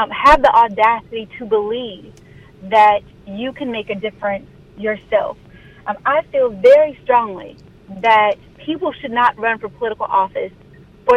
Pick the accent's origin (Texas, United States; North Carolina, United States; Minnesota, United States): North Carolina, United States; Pender County; now in Wake County, North Carolina, United States; I'm born and raised in Pender County, although I live in Wake County.